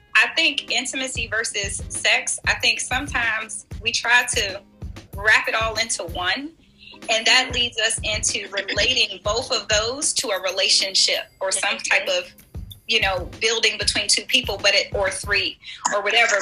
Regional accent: Washington, District of Columbia, United States; I grew up in Washington, D.C. I was raised

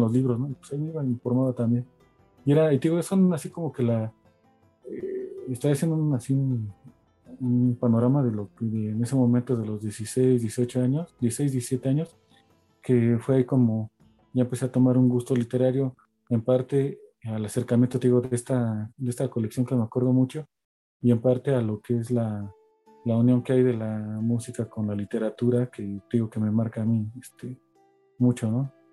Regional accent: Mexico City, Mexico; crecí aquí en Iztapalapa, eh, cerca en el Cerro de la Estrella.

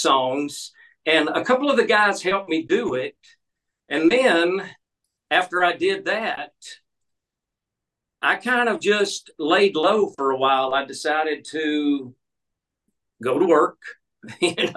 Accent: Alabama, United States; moved away as an adult; also born or lived in Burbank, California; I was born and raised in Alabama

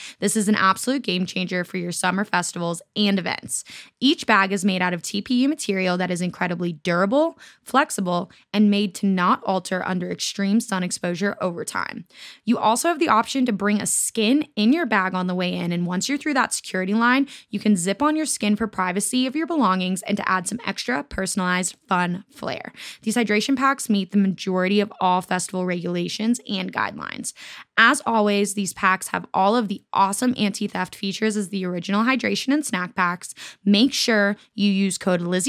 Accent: Florida, United States; We're both from Florida

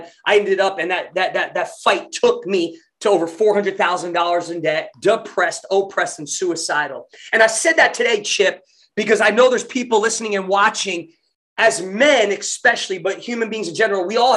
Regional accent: New Jersey, United States; moved away as an adult; also born or lived in Tulsa, Oklahoma; white boy growing up in Jersey

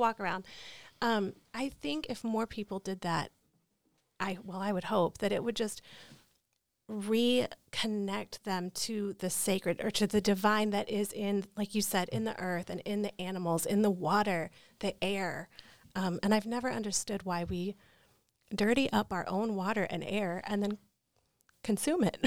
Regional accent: North Carolina, United States; I'm from North Carolina? I'm from the Bible Belt.

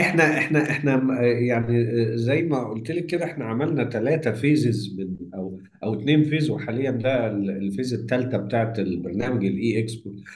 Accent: Egypt; هنا عندنا في مصر

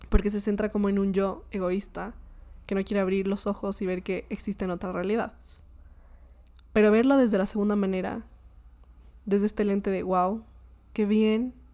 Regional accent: Colombia; Y me dio mucha risa porque yo le dije como Ja, ja, ja, yo soy colombiana.

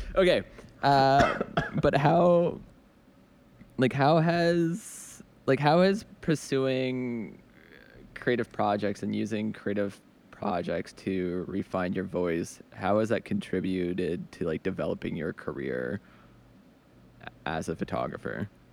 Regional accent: Edmonton, Alberta, Canada; now in Montreal, Canada; I'm originally from Edmonton, Alberta, which is like a very working class, like rough town

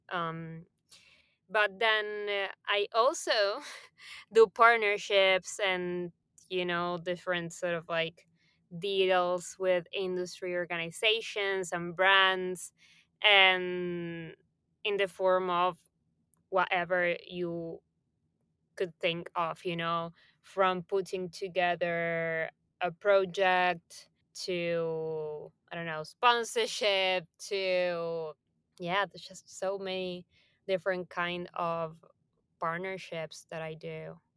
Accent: Buenos Aires, Argentina; moved away as an adult; now in Barcelona, Spain; I was born and raised in Buenos Aires, Argentina

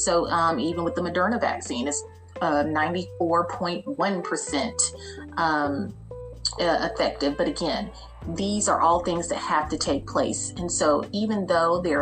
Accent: United States; we as Americans

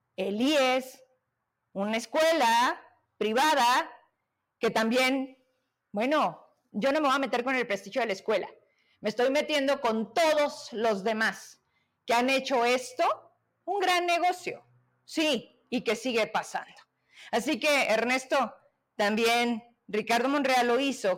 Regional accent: Zacatecas, Mexico; yo soy una Zacatecana

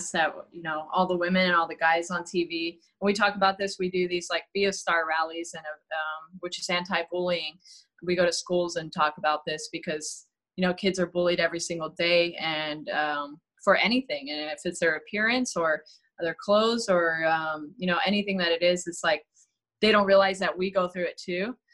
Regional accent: California, United States; B A Y because I'm from the Bay Area.

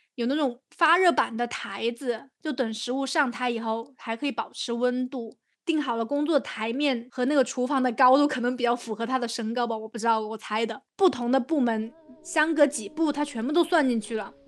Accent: China; 我们就说从中国来的

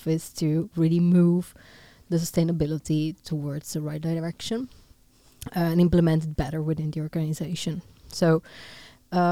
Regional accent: Italy; moved away; Originally from Italy, but half Dutch.

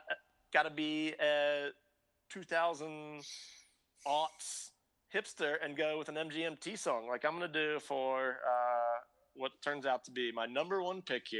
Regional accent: Kentucky, United States; We're all from Kentucky.

